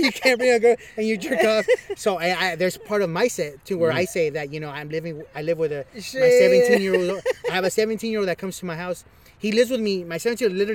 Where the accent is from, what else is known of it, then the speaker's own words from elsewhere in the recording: Los Angeles, California, United States; I'm from East Los Angeles